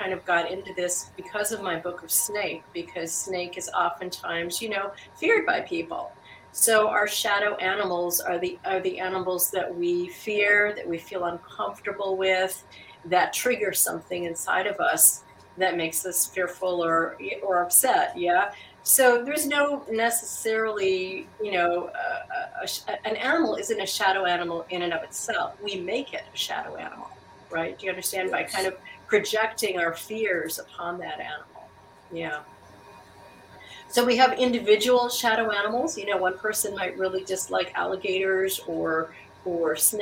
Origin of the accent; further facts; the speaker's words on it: Wisconsin, United States; moved away as an adult; now in Alaska, United States; I'm originally from Wisconsin. I came to Alaska